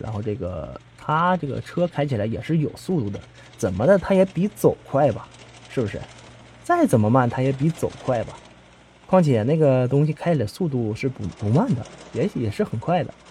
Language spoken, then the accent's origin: Chinese; Heilongjiang, China; accent: Northeastern Mandarin; 我是在东北出生的嘛，黑龙江那边